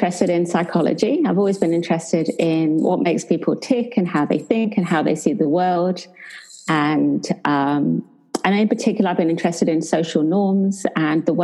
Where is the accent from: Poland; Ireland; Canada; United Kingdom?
United Kingdom; England; moved away as an adult; now in Perth, Australia; I'm English, but for the last 20 years, I've lived in Australia